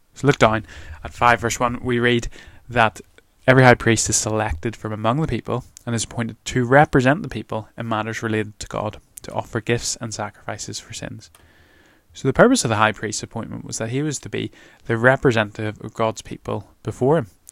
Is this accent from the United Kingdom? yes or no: yes; Northern Ireland, United Kingdom; moved away; I'm from Northern Ireland